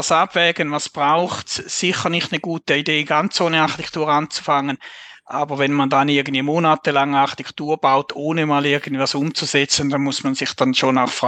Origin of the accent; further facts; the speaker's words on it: Switzerland; accent: Swiss German; man hört es wahrscheinlich auch an meinem Dialekt